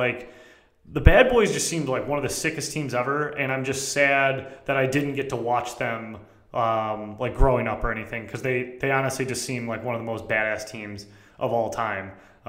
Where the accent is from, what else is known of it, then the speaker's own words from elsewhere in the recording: Detroit, Michigan, United States; I'm from Detroit.